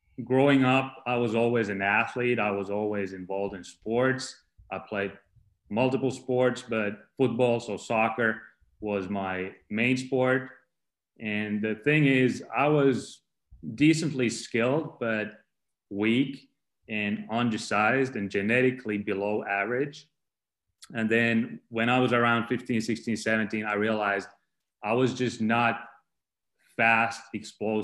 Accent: Finland; moved away; I was born in Finland. I grew up in Finland. I'm Finnish 100%.

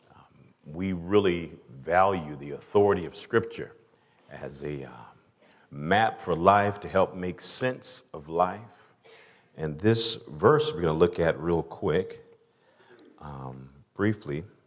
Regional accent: Atlanta, Georgia, United States; I'm from the South, from Atlanta

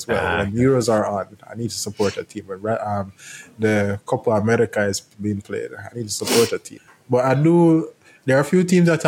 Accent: Jamaica; I'm from Jamaica

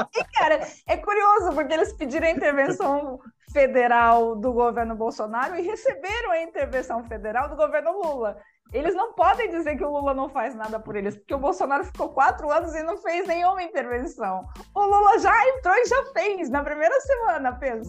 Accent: Brazil; a gente é brasileiro também

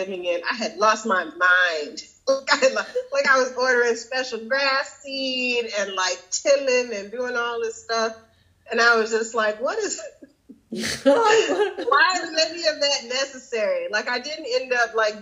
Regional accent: Florida, United States; now in North Carolina, United States; where I grew up in Florida

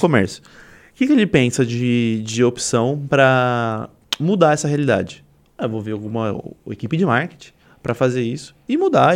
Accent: Suzano, São Paulo, Brazil; Eu sou de Suzano

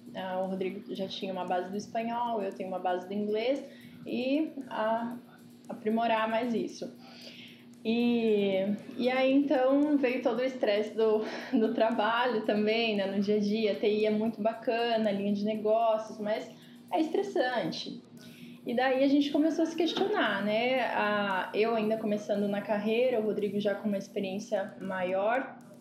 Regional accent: Ribeirão Preto, São Paulo, Brazil; tenho 25 anos, sou de Ribeirão Preto

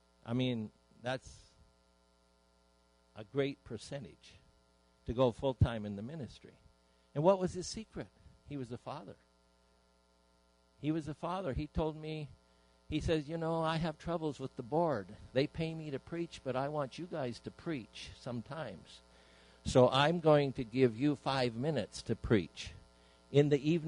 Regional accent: Idaho, United States; moved away as an adult; I was away from Idaho where I was raised.

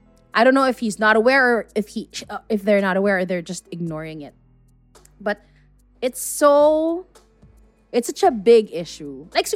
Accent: South Korea; but I do identify as Korean. I do look Korean. I do feel Korean. That's just my culture. That's my home country.

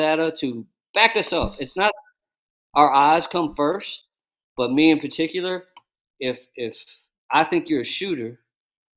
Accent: Dallas, Texas, United States; I grew up in the Dallas basketball culture

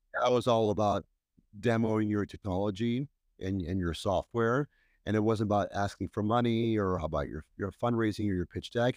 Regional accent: Bay Area, California, United States; moved away as an adult; now in New York City, United States; when I go back to the Bay Area, it always brings great memories of my childhood and early career

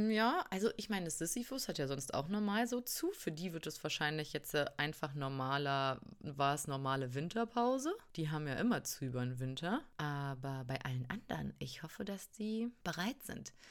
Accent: North or East Germany, Germany; wir sind halt, wir kommen halt aus dem Norden oder Osten, wo, wo man das nicht mehr groß feiert. Sind nicht katholisch.

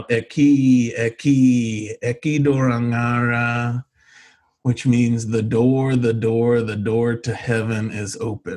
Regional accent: Ohio, United States; I grew up in Ohio in a Christian home

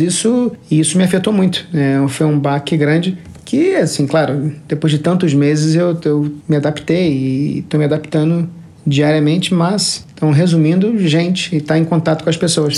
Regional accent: Rio de Janeiro, Brazil; also born or lived in Lisbon, Portugal / São Paulo / Singapore; now in Tokyo, Japan; eu sou natural do Rio de Janeiro e cresci na Barra da Tijuca

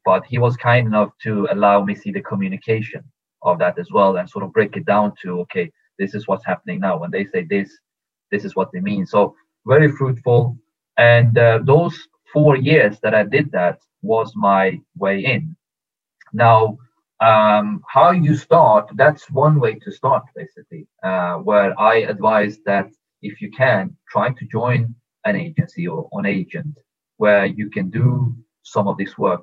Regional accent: Stockholm, Stockholm County, Sweden; also born or lived in Tehran, Iran; I was born in Iran, in Tehran. But when I was two years old, we moved with the family to Stockholm, Sweden. So I grew up in, in, in Stockholm, Sweden

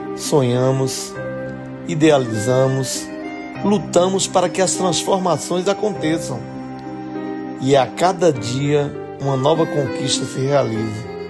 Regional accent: Serra Talhada, Pernambuco, Brazil; Herdei dos meus pais o amor que tenho por minha terra

